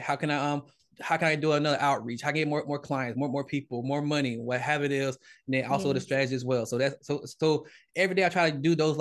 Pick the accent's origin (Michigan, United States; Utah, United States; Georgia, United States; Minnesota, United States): Georgia, United States; I'm from Georgia, Southern Baptist